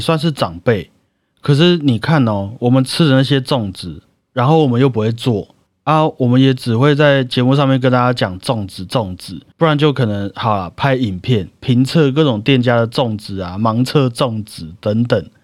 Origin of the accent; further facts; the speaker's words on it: Taiwan; 我们 台湾人